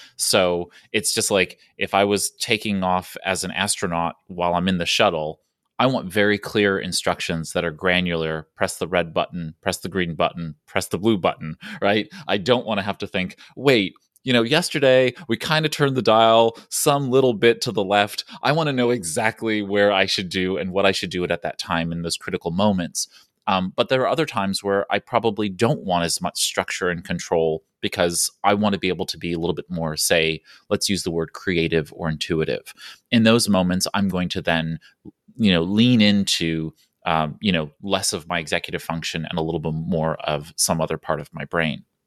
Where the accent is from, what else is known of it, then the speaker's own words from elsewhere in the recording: New York City, New York, United States; I'm from New York City where the roads have lines and we still don't abide by them.